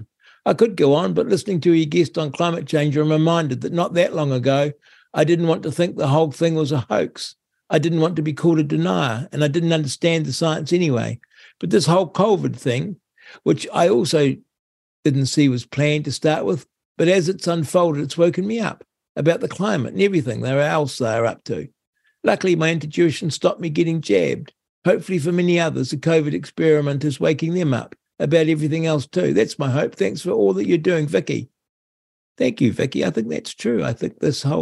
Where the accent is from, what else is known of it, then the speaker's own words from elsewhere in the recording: Rangiora, Canterbury, New Zealand; I buy my fresh milk in Rangura. Oh, my hometown.